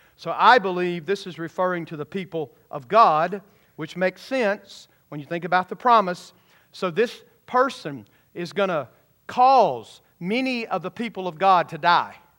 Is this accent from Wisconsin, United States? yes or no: no; Georgia, United States; When I was a kid growing up in Georgia